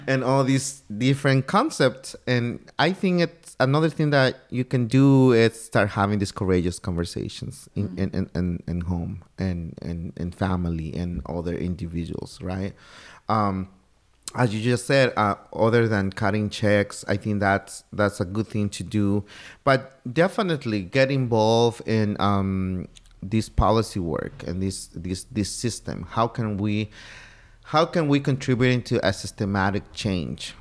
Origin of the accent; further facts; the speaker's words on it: Oaxaca, Mexico; moved away as an adult; also born or lived in Oxnard, Ventura County, California; I didn't know I was different just to be from the state of Oaxaca